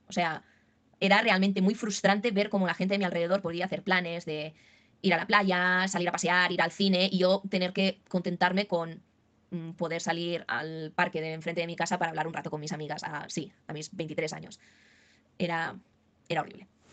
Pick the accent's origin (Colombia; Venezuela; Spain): Spain; Barcelona, Catalonia; yo soy de, aquí de España, de Barcelona